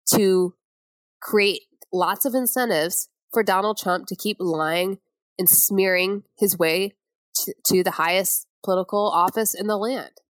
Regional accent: Flint, Michigan, United States; moved away; I'm from Flint, Michigan, outside of there.

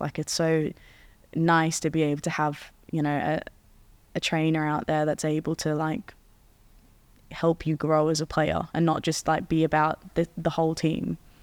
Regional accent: Australia; also born or lived in Netherlands; now in England, United Kingdom; since we're in England, and it's a cold Christmas, and I'm from Australia.

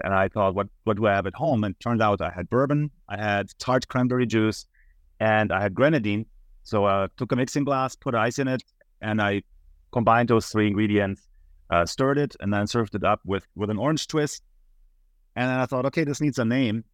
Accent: Munich, Bavaria, Germany; moved away as an adult; now in United States; I'm originally from Munich, Germany, and that's also where I attended the university

